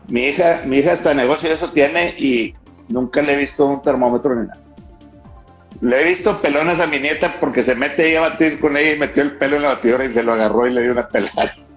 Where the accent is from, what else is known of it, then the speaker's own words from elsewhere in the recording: Monterrey, Nuevo León, Mexico; Acá en los regios